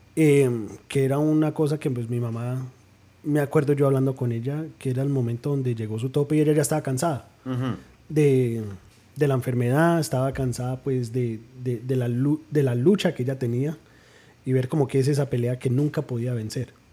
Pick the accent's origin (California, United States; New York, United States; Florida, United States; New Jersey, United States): New Jersey, United States; de padres colombianos nacido en New Jersey